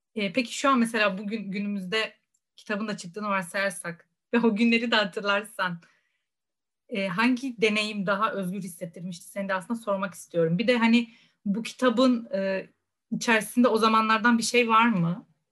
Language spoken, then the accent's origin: Turkish; Rize Province, Turkey; Rize'de doğup büyüdüm